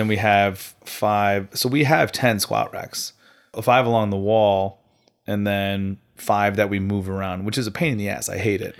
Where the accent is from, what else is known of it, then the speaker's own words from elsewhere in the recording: Farmington, United States; representing uh, Yankee CrossFit up in Farmington, my, my hometown